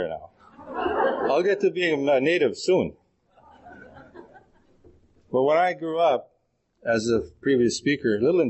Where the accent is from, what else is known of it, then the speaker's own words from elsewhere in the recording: Manitoba, Canada; now in Edmonton, Canada; And I'm originally from Manitoba, but I'm here and very proud to be with my friends from Edmonton.